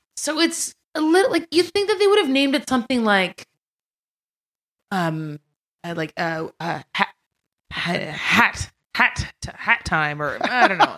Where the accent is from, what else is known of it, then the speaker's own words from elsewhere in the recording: Montreal, Quebec, Canada; now in Vancouver, Canada; I'm from Montreal.